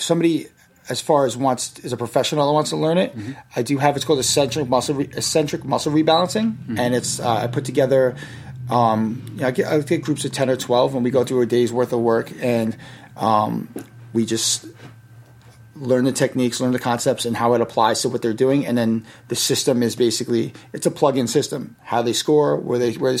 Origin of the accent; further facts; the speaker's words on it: Yonkers, New York, United States; The city I grew up in was Yonkers, right next to the Bronx